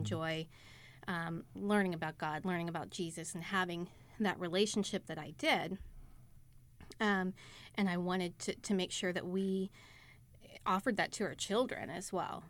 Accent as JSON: {"language": "English", "region": "Texas", "country": "United States", "tie": "born or raised there", "also_born_or_lived": "Pittsburgh, Pennsylvania (family origin)", "said": "We're from the Pittsburgh area, but moved to Texas after they got married"}